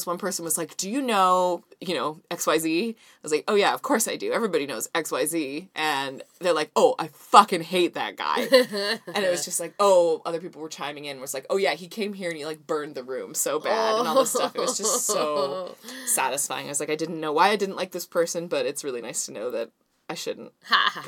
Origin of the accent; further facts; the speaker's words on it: Vancouver, British Columbia, Canada; I'm from Vancouver.